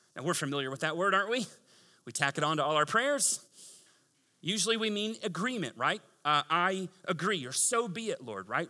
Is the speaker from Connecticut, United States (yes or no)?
no; Tampa, Florida, United States; moved away; I'm from Tampa.